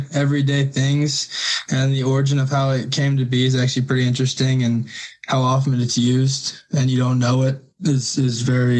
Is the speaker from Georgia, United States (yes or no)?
no; Bloomington, Illinois, United States; I was born and raised in Bloomington, Illinois. I attended Central Catholic, and I was in the Catholic school system my whole life.